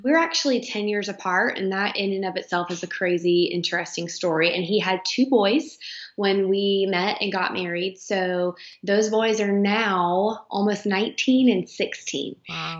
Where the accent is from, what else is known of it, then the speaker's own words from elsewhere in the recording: Charlotte, North Carolina, United States; now in Fort Mill, United States; We were born and raised in Charlotte